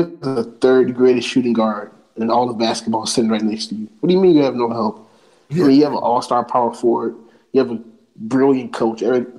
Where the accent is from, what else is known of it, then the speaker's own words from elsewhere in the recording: Chicago, Illinois, United States; I am from Chicago